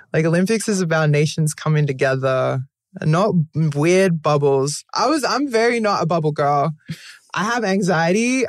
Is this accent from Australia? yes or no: yes; Australia; moved away as an adult; growing up in Australia, very whitewashed